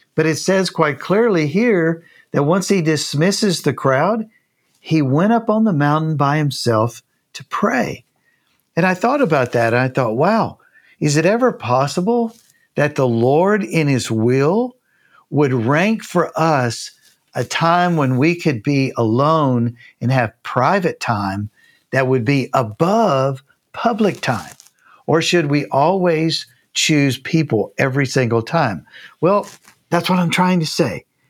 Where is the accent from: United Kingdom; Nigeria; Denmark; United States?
United States; Tennessee; moved away as an adult; also born or lived in Canada / Japan; now in Columbus, Texas, United States; I'm from Tennessee.